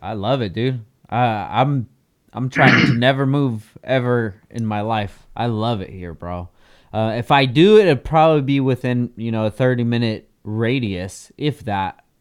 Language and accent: English; Oxnard, California, United States; also born or lived in Carson City, Nevada; I grew up here in Oxnard